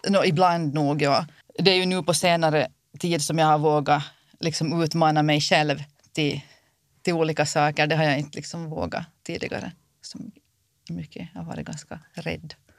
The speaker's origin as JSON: {"language": "Swedish", "town": "Kimitoön", "region": "Southwest Finland", "country": "Finland", "said": "jag kommer från Kimitoön"}